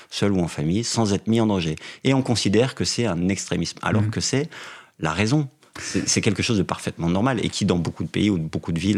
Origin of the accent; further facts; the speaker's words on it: Saint-Amé, Grand Est, France; moved away as an adult; now in Paris, France; suis né, j'ai grandi dans les Vosges, dans une, petite ville près de Remiremont. Qui s'appelle Qui s'appelle Saint-Amé, où il y a 2000 habitants